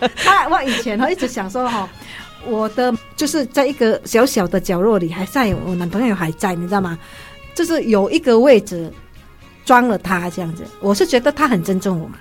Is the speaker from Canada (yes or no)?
no; Indonesia; now in Taiwan; 对我来说，我是印尼人，我听很多人的歌